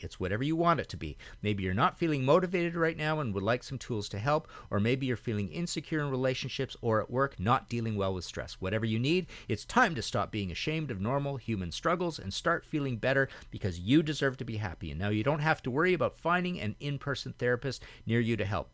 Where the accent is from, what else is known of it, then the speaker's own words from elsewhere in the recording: Trail, British Columbia, Canada; moved away as an adult; also born or lived in Hamilton / Vancouver; where I grew up in Trail, B C